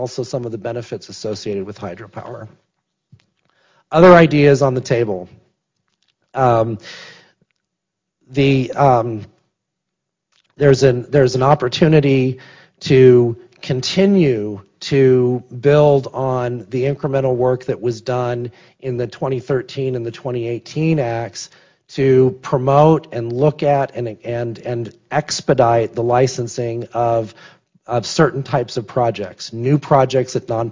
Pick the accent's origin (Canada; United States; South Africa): United States; the West; I'm from the West, irrigation canals in the West